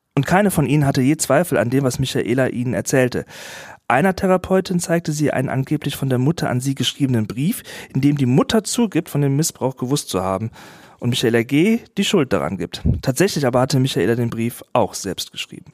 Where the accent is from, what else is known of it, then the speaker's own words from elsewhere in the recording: Wachtberg, North Rhine-Westphalia, Germany; Ich bin in Wachtberg Philipp aufgewachsen, dort zur Grundschule gegangen und habe da einen Großteil meines Lebens bislang verbracht.